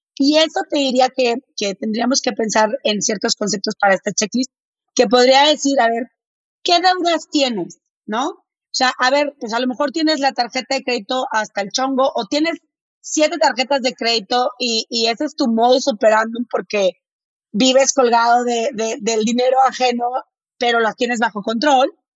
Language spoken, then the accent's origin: Spanish; Monterrey, Nuevo León, Mexico; accent: medio golpeado; yo soy de Monterrey. Entonces, si hablo medio golpeado, no es que esté enojada